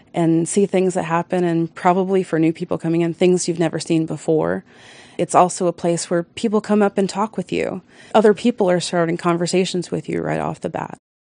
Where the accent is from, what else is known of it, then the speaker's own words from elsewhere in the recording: Baltimore, Maryland, United States; moved away; also born or lived in Colorado; I'm actually from Baltimore